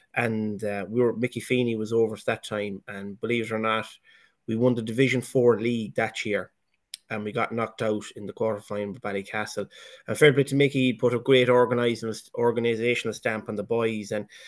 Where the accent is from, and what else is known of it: Kilmeena, County Mayo, Ireland; moved away; also born or lived in England